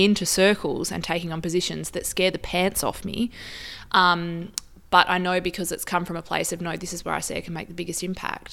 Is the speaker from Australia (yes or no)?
yes; Wongan Hills, Western Australia, Australia; also born or lived in Papua New Guinea; So I grew up in Wongan Hills and did my primary school education there.